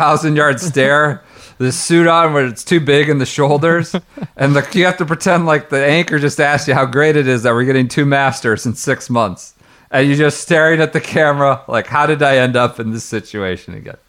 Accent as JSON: {"language": "English", "region": "Maryland and DC", "country": "United States", "also_born_or_lived": "Washington, D.C.", "said": "around Maryland and DC where I'm from."}